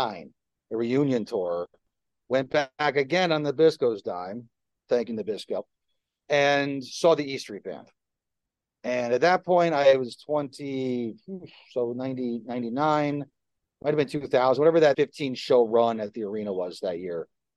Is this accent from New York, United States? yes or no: no; Livingston, New Jersey, United States; I grew up in New Jersey. How cliche is that for this conversation?